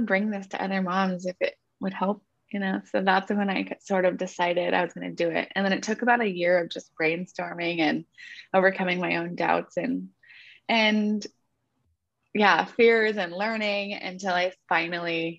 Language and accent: English; Northern California, United States; moved away as an adult; now in Santa Barbara, United States; I'm from Northern California